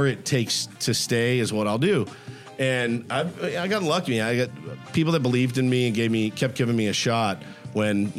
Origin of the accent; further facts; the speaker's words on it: Texas, United States; moved away as an adult; now in San Diego, United States; So I'm from Texas originally